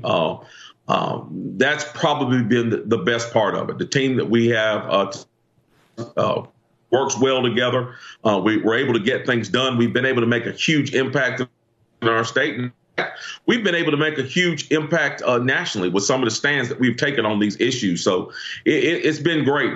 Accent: Greensboro, North Carolina, United States; my hometown uh, city council, Greensboro, North Carolina

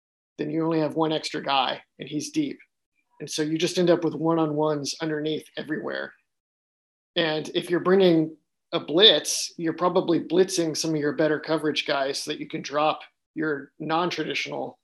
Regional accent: Texas, United States; moved away; I grew up in Texas

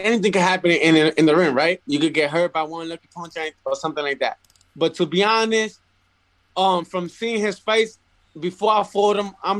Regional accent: Puerto Rico; also born or lived in Bronx, New York; now in New York, United States; I'm back home where I was born in Puerto Rico

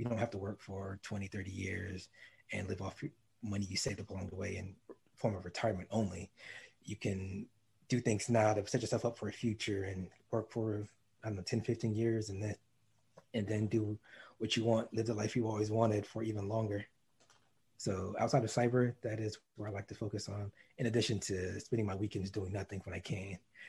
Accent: North Carolina, United States; also born or lived in DC area; So I'm from the DC area. That's what I claim. Before that, I grew up in Eastern North Carolina. I was an Army brat growing up, so I moved all over, but I spent the longest in Eastern North Carolina.

